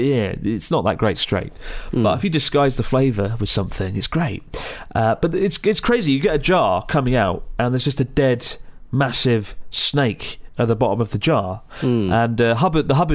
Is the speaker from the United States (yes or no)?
no; United Kingdom; we do in the UK